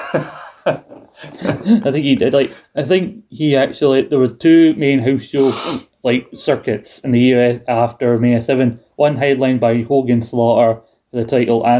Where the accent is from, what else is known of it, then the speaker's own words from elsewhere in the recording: United Kingdom; for us in the UK